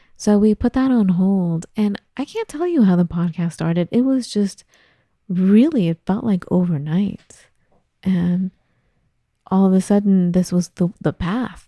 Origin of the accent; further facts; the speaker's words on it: Los Angeles, California, United States; moved away; I grew up in L